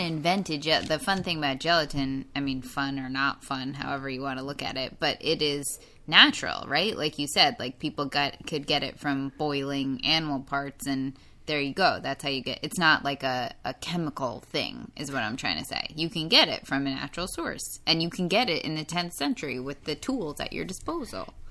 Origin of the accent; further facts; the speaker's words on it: New York, United States; I'm from New York